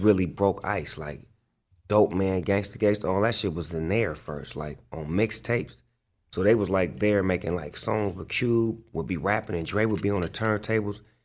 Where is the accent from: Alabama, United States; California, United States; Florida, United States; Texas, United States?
California, United States; Long Beach; I grew up in Long Beach, California, on the east side of Long Beach